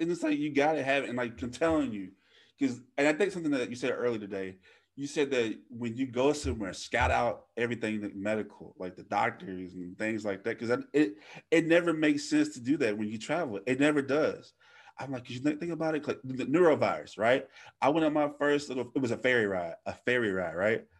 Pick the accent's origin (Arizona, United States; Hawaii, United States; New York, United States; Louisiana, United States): Louisiana, United States; moved away; I live three, three hours away from my hometown